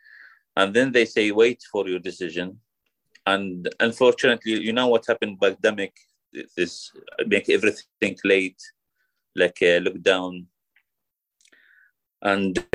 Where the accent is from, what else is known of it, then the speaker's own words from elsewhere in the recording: Iraq; English is a second language; moved away as an adult; now in United Kingdom; I'm from Iraq. Now I live in UK.